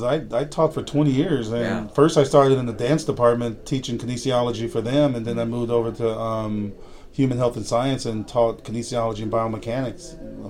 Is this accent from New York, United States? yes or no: no; Los Angeles, California, United States; I grew up in Los Angeles.